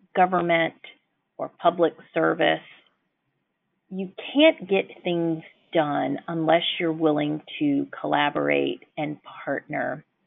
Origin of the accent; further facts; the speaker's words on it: Birmingham, Alabama, United States; now in Washington, D.C., United States; I am born and raised in Birmingham, Alabama